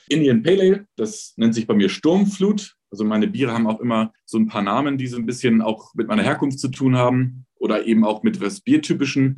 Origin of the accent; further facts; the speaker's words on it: Hamburg, Germany; moved away as an adult; also born or lived in Frankfurt / Los Angeles; now in Munich, Germany; ich bin geborener Hamburger, bin aber schon seit 1994 aus Hamburg weggezogen